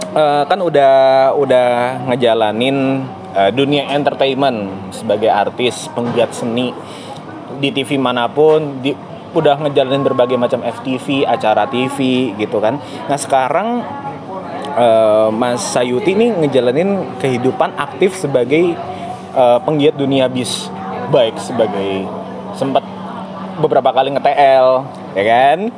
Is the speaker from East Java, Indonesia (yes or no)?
no; Surakarta, Central Java, Indonesia; now in Jakarta, Indonesia; aku dari Solo itu